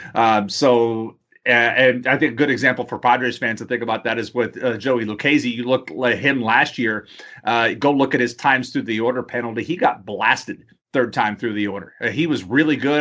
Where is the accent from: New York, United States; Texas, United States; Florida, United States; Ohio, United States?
Texas, United States; Houston; I grew up in Houston